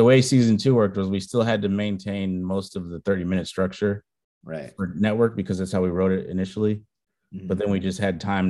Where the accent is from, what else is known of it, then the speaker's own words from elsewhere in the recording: Chicago, Illinois, United States; As a Chicagoan